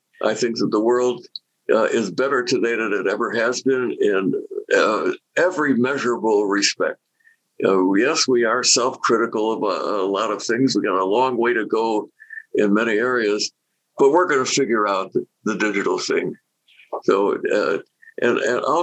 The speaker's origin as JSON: {"language": "English", "country": "United States", "said": "I'm proud of being an American."}